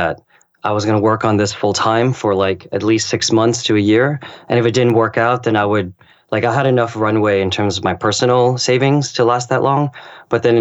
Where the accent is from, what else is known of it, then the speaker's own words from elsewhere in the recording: United States; also born or lived in Japan; my ethnic background is Chinese. I was born in America